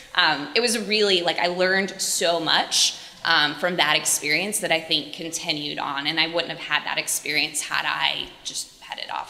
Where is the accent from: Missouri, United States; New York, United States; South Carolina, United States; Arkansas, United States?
South Carolina, United States; Clemson; moved away; I was from a little town called Clemson.